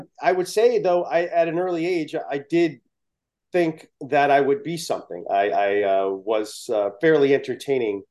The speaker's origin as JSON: {"language": "English", "town": "New Haven", "region": "Connecticut", "country": "United States", "tie": "born or raised there", "said": "I was born in New Haven, Connecticut."}